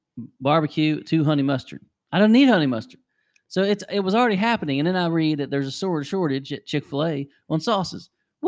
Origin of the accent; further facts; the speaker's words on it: West Virginia, United States; We're from Polka, for God's sakes. There's not anything more West Virginia than that.